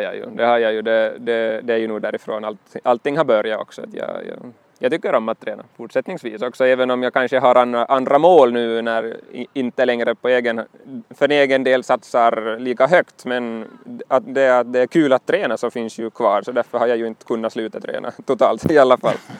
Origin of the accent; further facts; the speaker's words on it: Nykarleby, Ostrobothnia, Finland; also born or lived in Pedersöre; Nykarleby i Österbotten är min hemort egentligen, jag, eller jag är född i Pedersöre